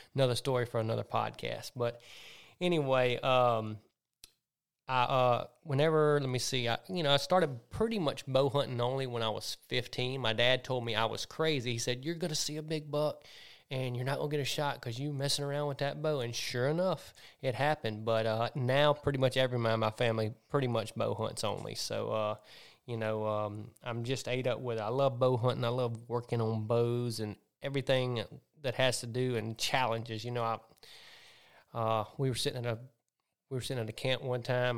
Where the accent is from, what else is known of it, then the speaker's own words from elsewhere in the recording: Centerville, Mississippi, United States; also born or lived in Zachary, Louisiana; born in Zachary, Louisiana, but grew up in Centerville, Mississippi